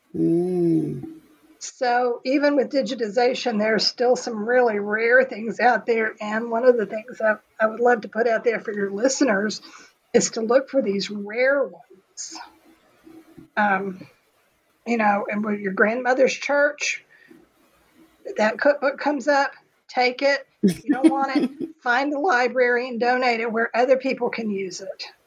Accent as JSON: {"language": "English", "region": "Texas", "country": "United States", "said": "I'm a historian. I'm from Texas"}